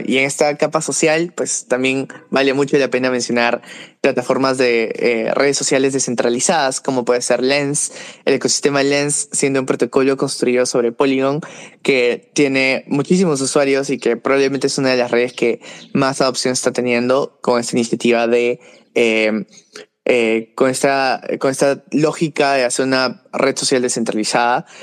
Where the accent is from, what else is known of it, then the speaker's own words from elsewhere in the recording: Peru; trabajaba con startups aquí en Perú, de donde soy